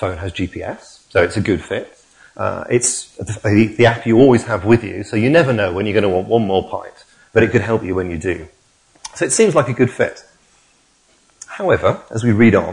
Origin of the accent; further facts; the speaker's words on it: Hull, Yorkshire and the Humber, United Kingdom; now in Leamington Spa, United Kingdom; my hometown football club, Hull City